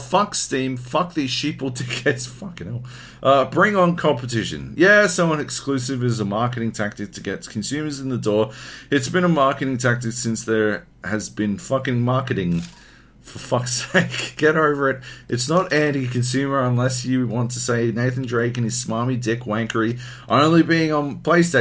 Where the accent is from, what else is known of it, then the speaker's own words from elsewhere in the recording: Queensland, Australia; I'm a Queenslander